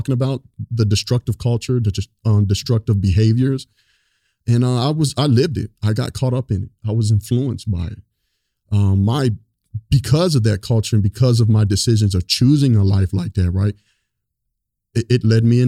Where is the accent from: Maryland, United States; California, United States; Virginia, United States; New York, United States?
Virginia, United States; Northern; I grew up in North Virginia, close to DC